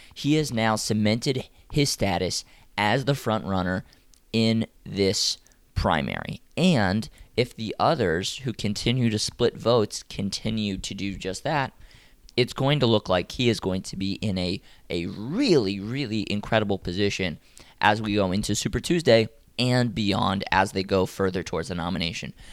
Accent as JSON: {"language": "English", "town": "Atlanta", "region": "Georgia", "country": "United States", "tie": "born or raised there", "also_born_or_lived": "Miami, Florida", "said": "I did move to Atlanta when I was six"}